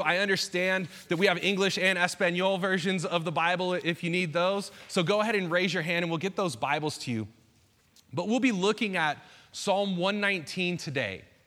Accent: Bay Area, Northern California, United States; moved away as an adult; also born or lived in Saskatchewan, Canada; I grew up in the Bay Area, uh, Northern California

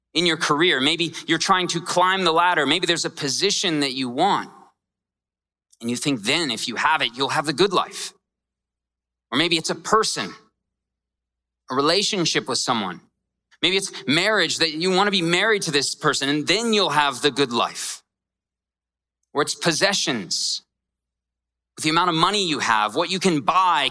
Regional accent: Scottsdale, Arizona, United States; I grew up here and I grew up in a really rough part of town. I grew up in Scottsdale.

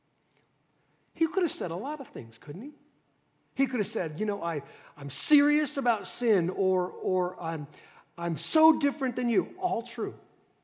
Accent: Dallas, Texas, United States; I was raised in Dallas, Texas in the 60s

